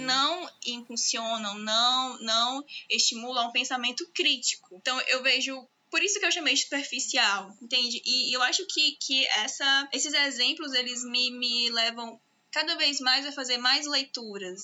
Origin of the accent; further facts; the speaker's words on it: Teresina, Piauí, Brazil; Eu sou de Teresina, estado do Piauí